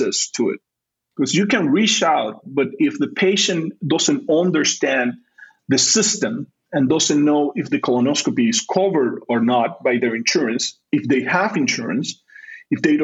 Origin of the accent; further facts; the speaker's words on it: Panama; first language Spanish; English is a second language; also born or lived in Chicago, Illinois; now in Providence, United States; I'm originally from Panama, so Spanish is my first language